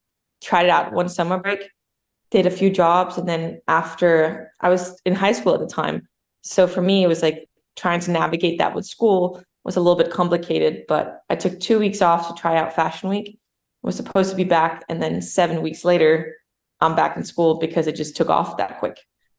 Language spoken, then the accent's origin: English; Copenhagen, Capital Region of Denmark, Denmark; first language Danish; English is a second language; moved away as an adult; also born or lived in New York; now in United States; I grew up in Copenhagen, Denmark, but moved to America about 12, 13 years ago now.